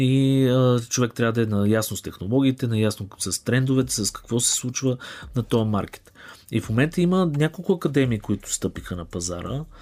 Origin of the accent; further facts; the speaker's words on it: Bulgaria; съм българин и искам тук да развивам тази екосистема